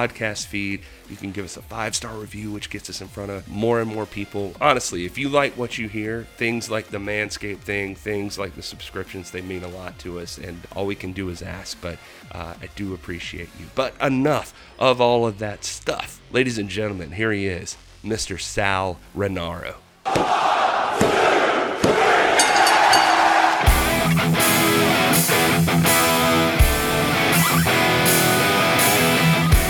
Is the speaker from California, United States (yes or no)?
no; Waycross, Georgia, United States; I grew up in Waycross